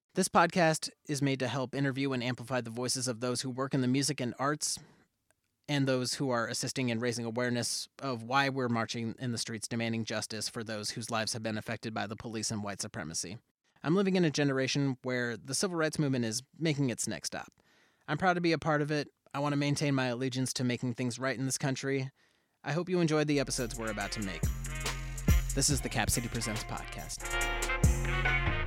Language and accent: English; Olympia, Washington, United States; being born and raised in Olympia as one of the few POC in the area